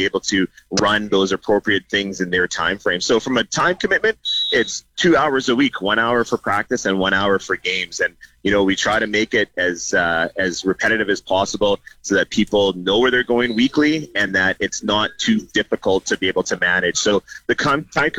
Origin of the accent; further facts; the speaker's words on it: Canada; Canadians in our country